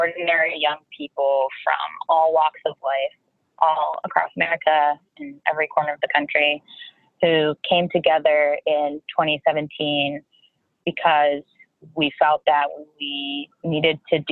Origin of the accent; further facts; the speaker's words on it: Boston, Massachusetts, United States; moved away as an adult; also born or lived in California; now in New York City, United States; I grew up in Boston and went to school in California and now live in New York City